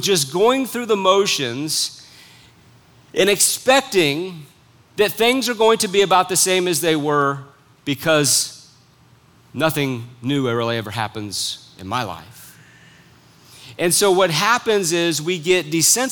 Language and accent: English; United States; as an American citizen